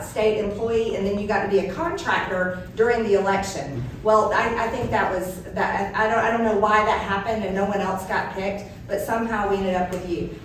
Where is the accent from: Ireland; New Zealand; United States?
United States; Georgia; I'm born and raised in Georgia, lived there all my life